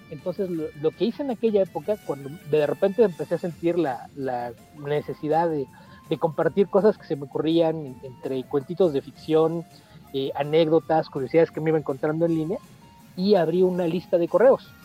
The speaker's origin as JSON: {"language": "Spanish", "region": "Mexico City", "country": "Mexico", "tie": "born or raised there", "first_language": "Spanish", "said": "yo nací en la Ciudad de México, toda mi vida he vivido aquí"}